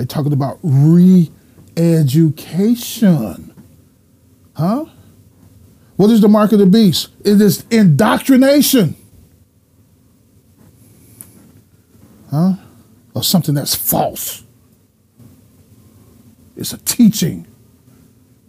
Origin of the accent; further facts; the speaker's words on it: United States; we had been taught as American citizens